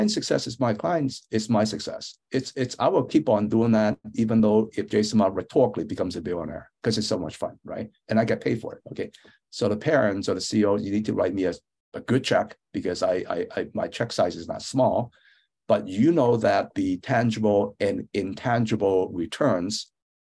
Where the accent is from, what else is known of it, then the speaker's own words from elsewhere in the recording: San Francisco, California, United States; also born or lived in Hong Kong; I grew up in San Francisco, went to Lowell High School, which is a famous public school, went to Berkeley.